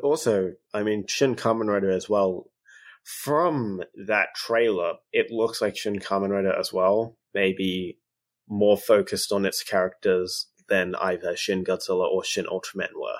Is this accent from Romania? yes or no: no; Australia; I'm very Australian